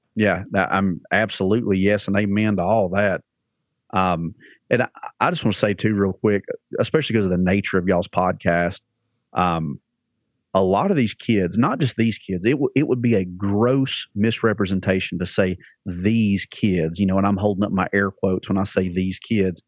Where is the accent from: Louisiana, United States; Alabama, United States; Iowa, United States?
Alabama, United States; accent: redneck; now in Lebanon, Tennessee, United States; I'm from Alabama originally.